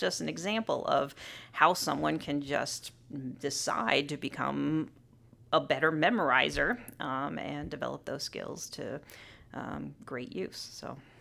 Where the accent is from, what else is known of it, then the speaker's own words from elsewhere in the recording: Southern California, United States; moved away as an adult; now in Illinois, United States; I grew up in Southern California, um, very close to Disneyland